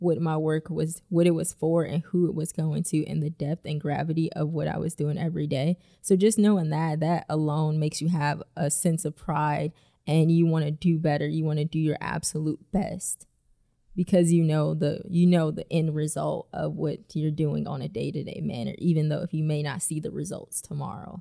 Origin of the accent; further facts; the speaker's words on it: Ohio, United States; moved away as an adult; also born or lived in Langley Air Force Base, Virginia; now in Nashville, United States; I'm originally from Ohio and I joined the Air Force right out of high school.